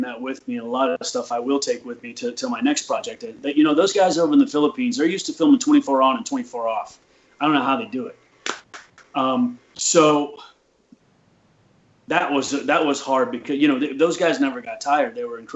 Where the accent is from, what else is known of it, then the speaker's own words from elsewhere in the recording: United States; I never felt alone as an American